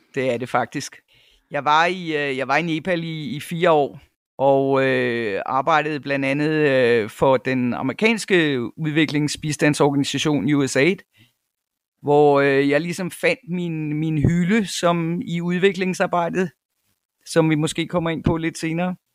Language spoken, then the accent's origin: Danish; North Jutland, North Denmark Region, Denmark; moved away as an adult; also born or lived in Cyprus / United States / Copenhagen; now in South Africa; jeg er født i Nordjylland, hvor jeg også øh, tilbragte to teenageår. Men ellers så er det meste af min barndom øh, været i, i Nordjylland